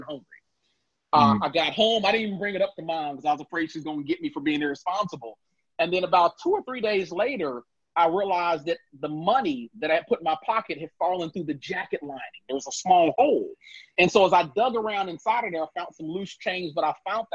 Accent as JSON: {"language": "English", "town": "Cincinnati", "region": "Ohio", "country": "United States", "tie": "born or raised there", "also_born_or_lived": "Gary, Indiana", "said": "Purdue moved us from Gary to Cincinnati, Ohio, hired him on as a manager at GE, and our lives changed"}